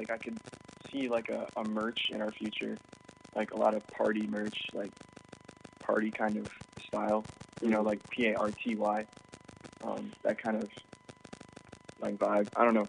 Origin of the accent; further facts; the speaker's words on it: Chicago, Illinois, United States; growing up in Chicago